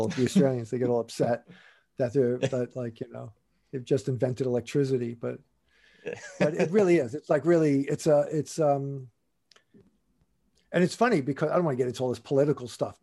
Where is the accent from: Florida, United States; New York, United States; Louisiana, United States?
New York, United States; moved away; I'm from New York.